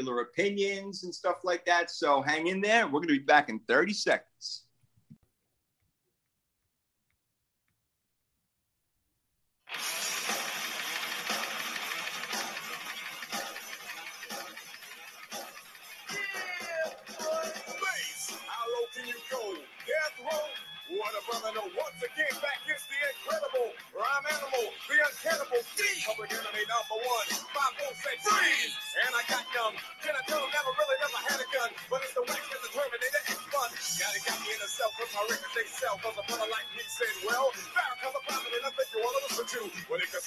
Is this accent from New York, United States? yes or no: yes; New York, United States; moved away as an adult; now in Florida, United States; I'm still a New Yorker at heart